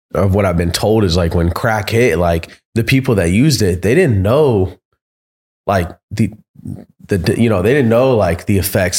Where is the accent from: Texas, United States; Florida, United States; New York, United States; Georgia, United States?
Florida, United States; We come from Florida